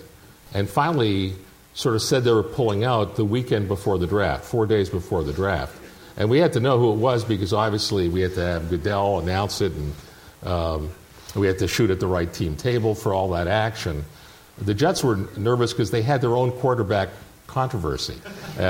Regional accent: Toronto, Ontario, Canada; I grew up in Toronto.

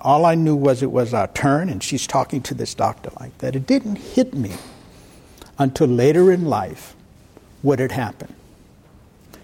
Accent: Boston, Massachusetts, United States; moved away as an adult; I was born and raised in Roxbury, Massachusetts. It's part of Boston.

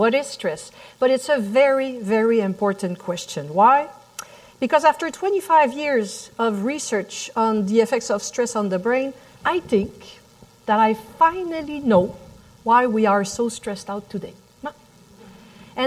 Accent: Montreal, Quebec, Canada; accent: French; English is a second language; the little French accent that you hear in the back, I'm from Montreal, Canada

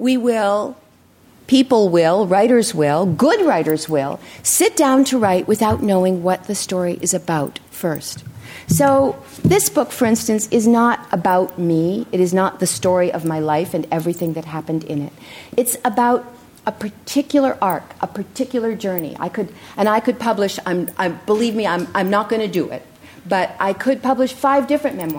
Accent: Durham, New Hampshire, United States; moved away as an adult; the house where I grew up in Durham, New Hampshire, was the only one on the block with a fence around it.

